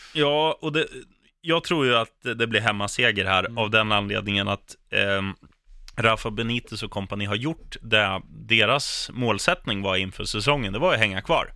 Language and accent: Swedish; Sweden; som svensk